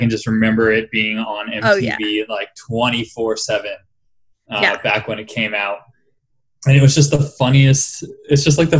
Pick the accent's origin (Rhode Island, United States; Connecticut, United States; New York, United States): Rhode Island, United States; I grew up in Rhode Island